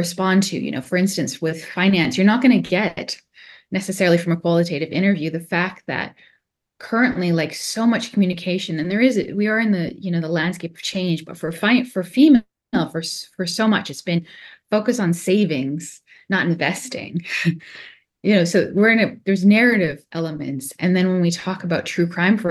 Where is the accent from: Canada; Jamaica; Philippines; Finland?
Canada; I'm secretly Canadian